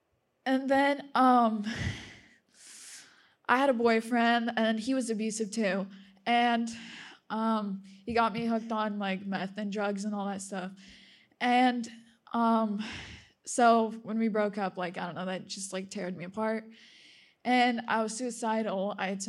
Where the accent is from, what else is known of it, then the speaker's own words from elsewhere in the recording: Russia; born there; I'm just going to tell you a little bit, like my own little testimony. So I was born in Russia